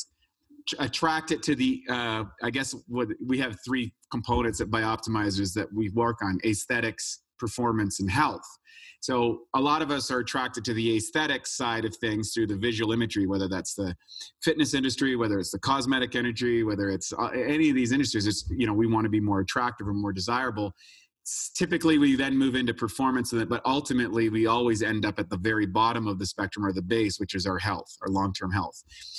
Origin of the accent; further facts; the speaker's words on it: New Brunswick, Canada; I grew up in Canada, an ordinary kid, just playing hockey and all that sort of stuff in a place called New Brunswick, which is right next to Maine